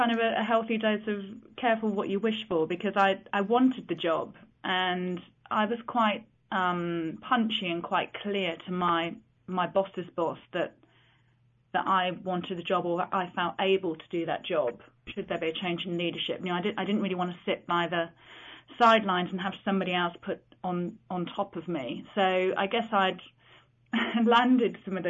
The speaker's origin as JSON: {"language": "English", "town": "Chipping Norton", "region": "South East England", "country": "United Kingdom", "tie": "born or raised there", "also_born_or_lived": "London", "said": "I was born many years ago. It was the only place that actually had a maternity hospital. So I'm from Oxfordshire, but Chipping Norton is just a small village"}